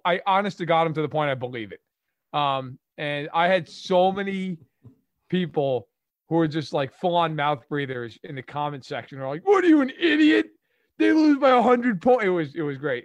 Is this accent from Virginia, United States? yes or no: no; New York, United States; I grew up in New York, which I'm sure you could tell from my voice